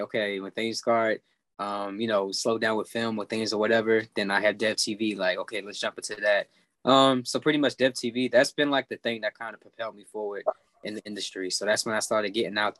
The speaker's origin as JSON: {"language": "English", "town": "Baltimore", "region": "Maryland", "country": "United States", "tie": "born or raised there", "said": "Baltimore because, you know, that's my hometown"}